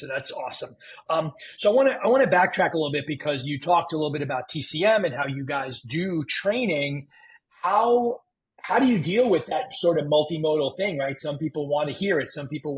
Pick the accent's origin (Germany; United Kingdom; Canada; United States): United States; New York City, New York; now in Florida, United States; I grew up in New York City